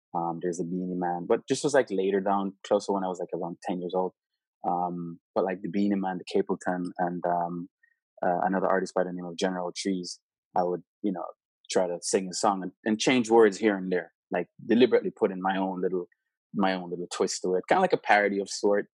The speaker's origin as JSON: {"language": "English", "region": "Saint Elizabeth", "country": "Jamaica", "tie": "born or raised there", "moved": "yes", "lives_now": "California, United States", "said": "growing up in St. Elizabeth"}